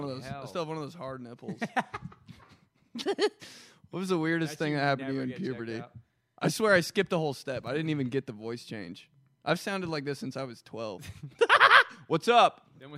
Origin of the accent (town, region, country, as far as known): Greenwood, United States